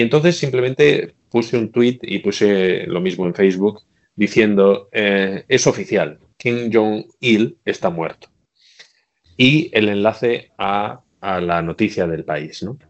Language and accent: Spanish; Bilbao, Basque Country, Spain; moved away as an adult; also born or lived in Belfast; now in Shanghai, China; Yo soy de Bilbao